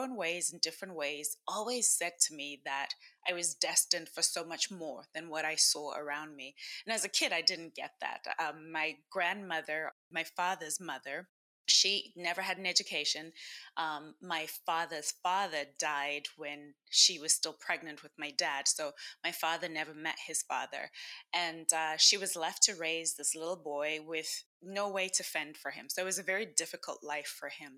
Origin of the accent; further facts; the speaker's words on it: Zimbabwe; I am from Zimbabwe. And in our culture, in my country